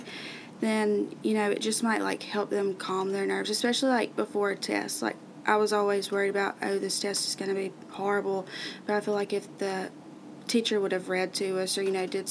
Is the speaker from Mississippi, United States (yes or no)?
yes; Grenada, Mississippi, United States; I'm from Grenada, Mississippi.